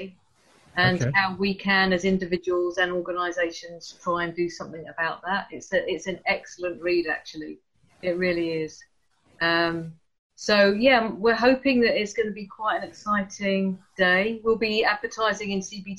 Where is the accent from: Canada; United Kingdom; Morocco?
United Kingdom; London; moved away as an adult; also born or lived in Rochester, Kent; now in Canterbury, United Kingdom; I'm a Londoner, so I was born in Hammersmith and I lived for a long time in London